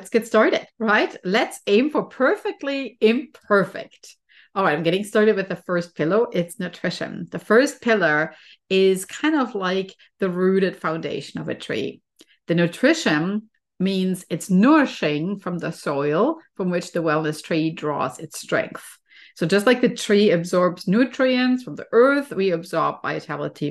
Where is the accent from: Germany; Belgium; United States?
Germany; moved away; I'm originally from Germany, and trees are definitely a very common thing there. I always used to go to a forest when I was a child